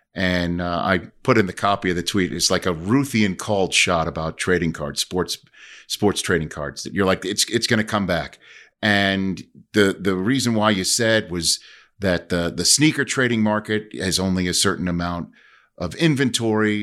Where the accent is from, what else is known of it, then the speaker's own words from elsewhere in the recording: New York City, New York, United States; moved away as an adult; also born or lived in Michigan / Redding, California; I'm from Staten Island, New York